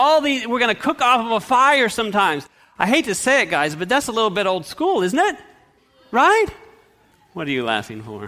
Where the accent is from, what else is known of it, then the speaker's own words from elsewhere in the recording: Fresno, California, United States; we grew up in Fresno, California